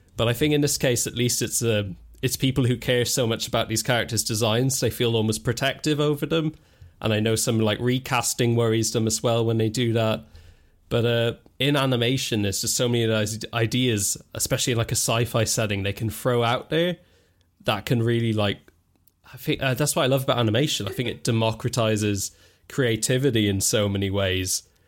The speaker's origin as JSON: {"language": "English", "country": "Ireland", "tie": "born or raised there", "said": "I grew up in Ireland"}